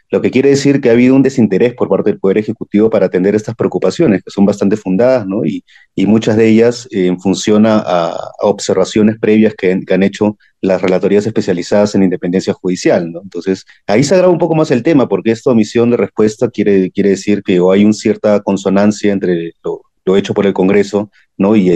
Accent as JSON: {"language": "Spanish", "country": "Peru", "said": "ya desde como ciudadanos peruanos lo, vemos a diario, ¿no?"}